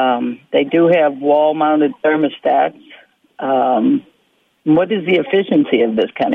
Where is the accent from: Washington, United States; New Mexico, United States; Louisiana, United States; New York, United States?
Louisiana, United States; New Orleans; now in Alaska, United States; I'm from New Orleans originally